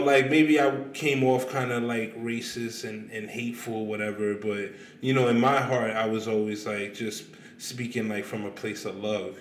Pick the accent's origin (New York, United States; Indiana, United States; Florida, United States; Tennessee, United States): New York, United States; New York City; I'm from Queens